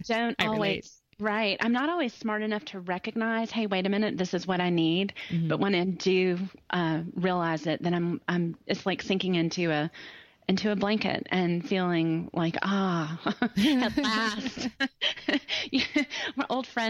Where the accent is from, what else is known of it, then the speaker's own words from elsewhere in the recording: Greenville, South Carolina, United States; also born or lived in Ohio; Oh, I'm from Greenville, South Carolina. My accent, I was born in Ohio, so this accent was developed, but I've lived in Greenville for a long time now, 30-something years on and off.